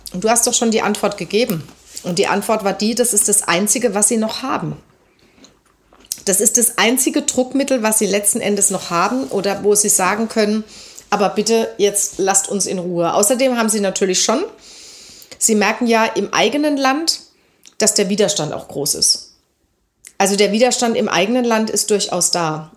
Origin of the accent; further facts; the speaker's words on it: Germany; als Deutsche